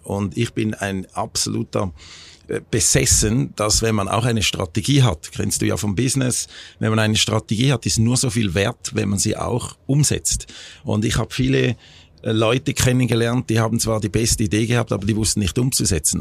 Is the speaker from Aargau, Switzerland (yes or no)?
no; Schaffhausen, Switzerland; also born or lived in United States; nach einem Jahr sind sie dann zurück in die Schweiz, äh, nach Schaffhausen, da wo ich aufgewachsen bin